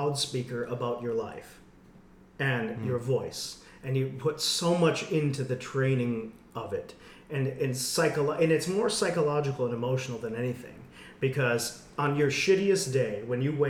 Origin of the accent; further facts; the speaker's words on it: West Michigan, United States; I'm from West Michigan, and it was all white people and all Christian, and I had an amazing music department in my public school